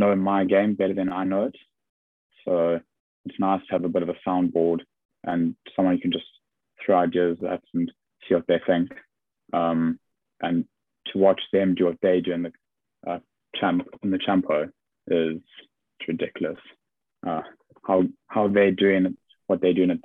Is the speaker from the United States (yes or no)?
no; South Africa; now in England; being South African